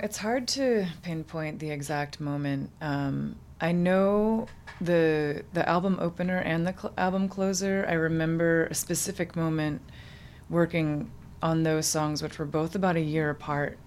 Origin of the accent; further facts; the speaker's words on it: Townsend, Massachusetts, United States; moved away as an adult; now in Bay Area, United States; I grew up in um, a small town called Townsend, Massachusetts.